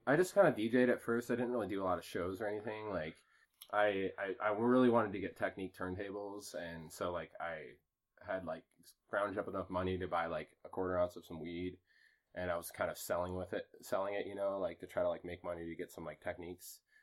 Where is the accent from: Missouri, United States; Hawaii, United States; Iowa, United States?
Iowa, United States; Waterloo; moved away as an adult; also born or lived in Cedar Falls, Iowa; now in Colorado, United States; I was born in Cedar Falls, but I actually like grew up kind of in Waterloo